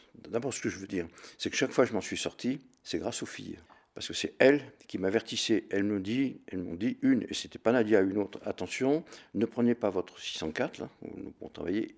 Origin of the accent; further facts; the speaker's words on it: Jonchères, Auvergne-Rhône-Alpes, France; also born or lived in Lyon; now in Hautes-Alpes, France; Je suis né le 3-12-1944 à Jonchère dans la Drôme. C'était pendant la guerre où, mes parents se réfugiaient